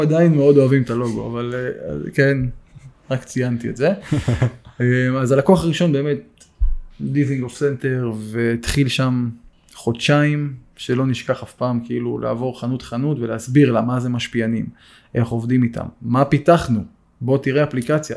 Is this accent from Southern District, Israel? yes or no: yes; Eilat, Southern District, Israel; moved away as an adult; now in Kfar Sirkin, Israel; במקור גדלתי באילת